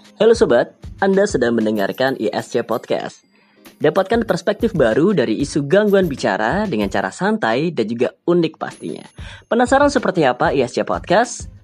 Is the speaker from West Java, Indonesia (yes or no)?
no; South Tangerang, Banten, Indonesia; Saya berasal dari Tangerang Selatan